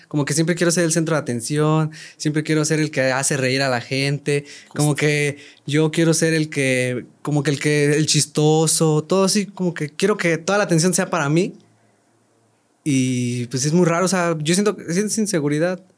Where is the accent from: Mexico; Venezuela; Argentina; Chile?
Mexico; San Luis de la Paz, Guanajuato; also born or lived in Querétaro; Yo no soy de Querétaro, soy de San Luis de la Paz, Guanajuato